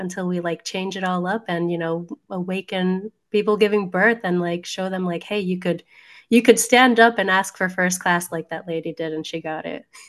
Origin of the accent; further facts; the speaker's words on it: New Jersey, United States; I'm a Jersey girl